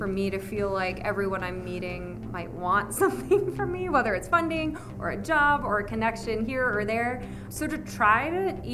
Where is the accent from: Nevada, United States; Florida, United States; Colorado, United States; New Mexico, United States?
Nevada, United States; Las Vegas; now in Austin, United States; I grew up in Las Vegas, Nevada.